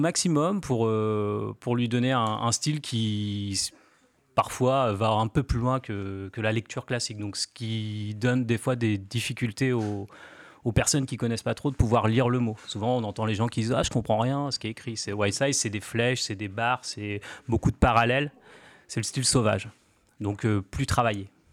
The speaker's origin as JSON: {"language": "French", "town": "Cherbourg", "region": "Normandy", "country": "France", "tie": "born or raised there", "lives_now": "Caen, France", "said": "moi je suis originaire de Cherbourg à la base"}